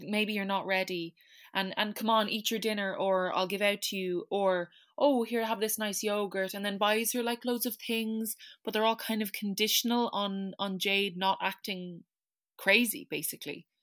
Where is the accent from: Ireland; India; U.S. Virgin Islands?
Ireland; as an Irish person